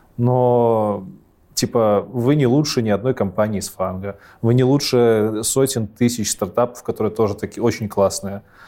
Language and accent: Russian; Belarus; У нас в Беларуси